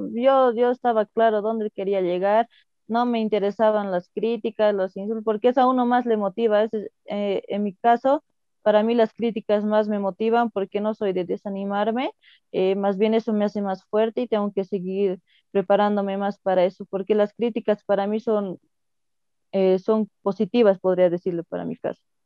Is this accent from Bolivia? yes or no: yes; Coroico, La Paz, Bolivia; soy de, de, La Paz, del pueblo coroico de los Yungas